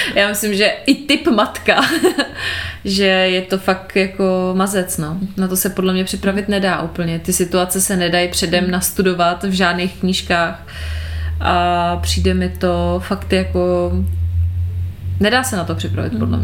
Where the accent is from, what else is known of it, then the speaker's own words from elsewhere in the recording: Prague, Czechia; jsem z Prahy